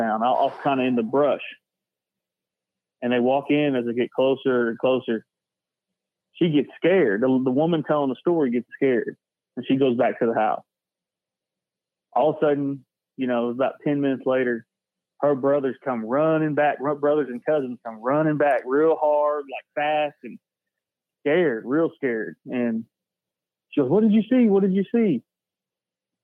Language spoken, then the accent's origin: English; Tahlequah, Oklahoma, United States; I'm from Tahlequah, Oklahoma, where I was born, Hastings Hospital, IHS